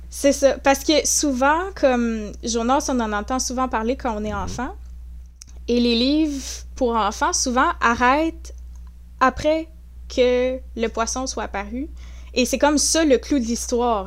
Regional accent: Saint-Hyacinthe, Quebec, Canada; also born or lived in La Tuque, Mauricie / Gatineau; j'ai passé euh, une grande majorité de ma vie à Saint-Hyacinthe, en Montérégie. Donc, euh, j'ai côtoyé un petit peu Montréal, la rive sud, tout ça. Donc, j'ai grandi là en grande partie

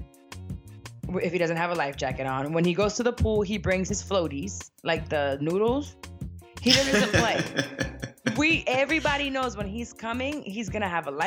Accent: Puerto Rico; I'm an island girl. I grew up in Puerto Rico.

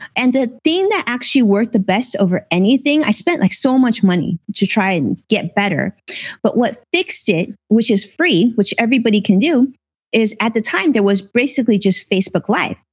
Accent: Los Angeles, California, United States; I grew up in Los Angeles. I was born in Los Angeles

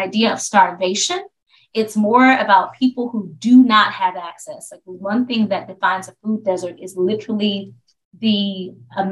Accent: Tallahassee, Florida, United States; now in Baltimore, United States; I grew up in Florida. I'm from Tallahassee, Florida.

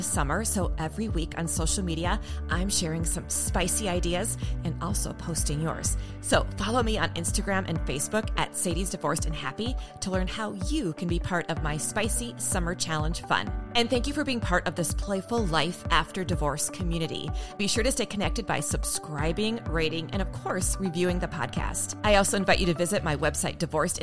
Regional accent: Minnesota, United States; I'm from Minnesota. We have snow.

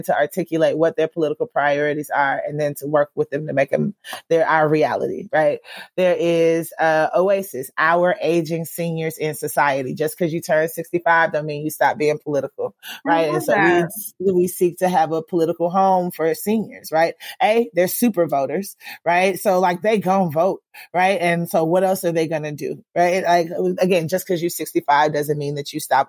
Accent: Georgia, United States; moved away as an adult; I left Georgia because I didn't think I'd be able to do this kind of work in my home state

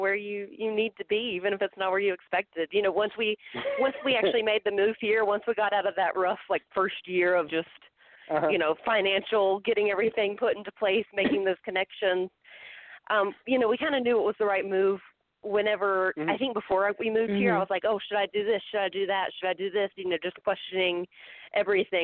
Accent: Hickory, North Carolina, United States; I am from Hickory, North Carolina. So I grew up there

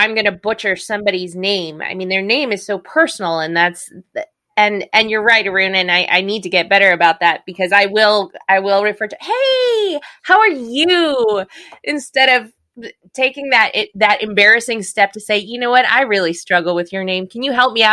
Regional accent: United States; speaking as the American here

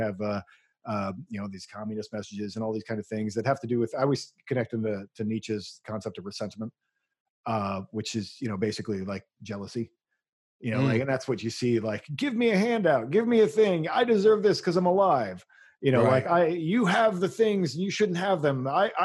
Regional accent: United States; I'm an American. You know, like, I've always been an American

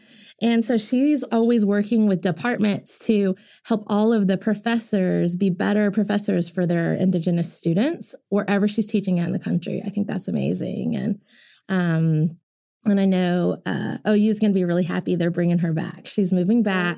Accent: Tulsa, Oklahoma, United States; I just always grew up going to Mayfest, Oktoberfest, the state fair, Tulsa State Fair

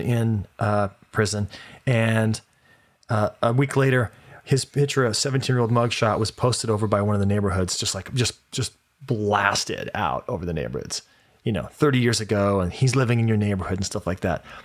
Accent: Las Vegas, Nevada, United States; moved away; I'm from Las Vegas

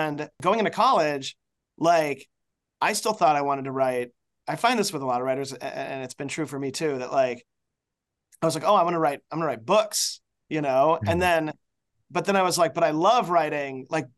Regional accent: Chicago, Illinois, United States; moved away as an adult; also born or lived in Ohio; I was born in Chicago.

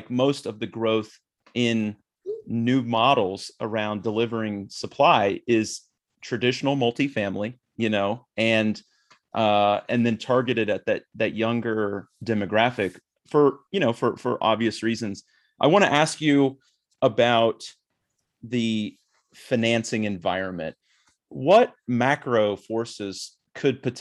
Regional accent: Kansas, United States; in the state of Kansas where I grew up

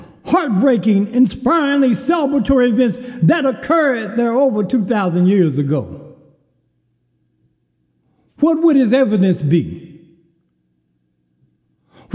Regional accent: Kerrville, Texas, United States; born or raised there

